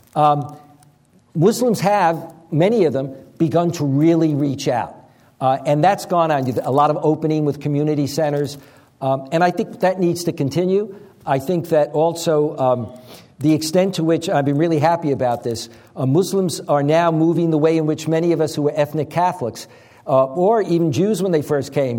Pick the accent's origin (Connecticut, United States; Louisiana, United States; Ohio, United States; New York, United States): New York, United States; New York City; raised in Long Island, and I'm from Brooklyn